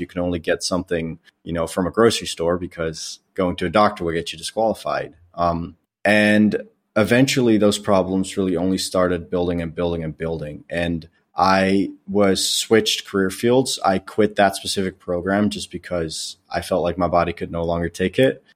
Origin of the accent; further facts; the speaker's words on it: Netherlands; moved away as an adult; now in United States; I grew up in the Netherlands. Um, I lived there for twenty years before I moved to the United States when I was twenty years old by enlisting in the Air Force.